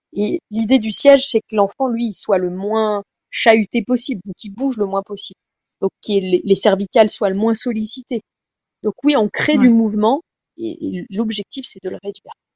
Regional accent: France; chez nous en France

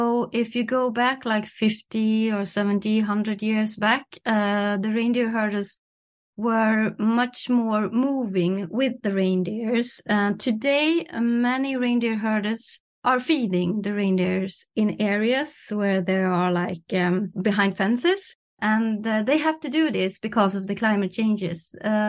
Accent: Norrland, Sweden; in my hometown

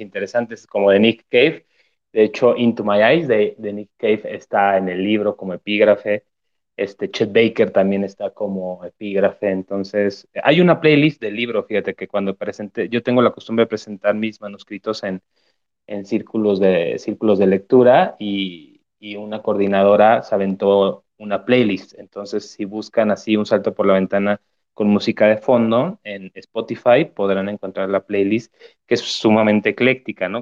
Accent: Zamora, Michoacán, Mexico; moved away as an adult; now in Mexico City, Mexico; allá en Zamora, Michoacán, de donde soy.

